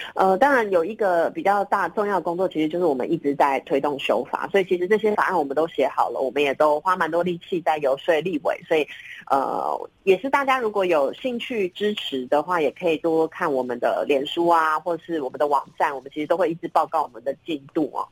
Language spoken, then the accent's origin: Chinese; Taiwan; 我的国家不让我在我自己的，呃，土地上生我们台湾人的小孩